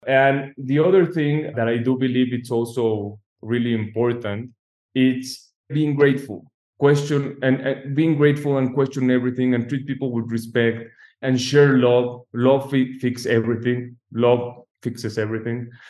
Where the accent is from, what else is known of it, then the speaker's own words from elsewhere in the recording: Mexico; moved away; I'm an architect from Mexico, so I'm new to the US market